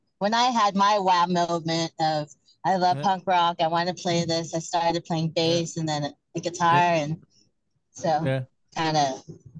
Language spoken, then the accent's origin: English; Virginia, United States; accent: country accent; moved away as an adult; also born or lived in Philippines / Ohio / Los Angeles; now in California, United States; I was born in the Philippines. Moved to Virginia when I was 4, so I kind of grew up in Virginia. So I'm a Filipino with a country accent.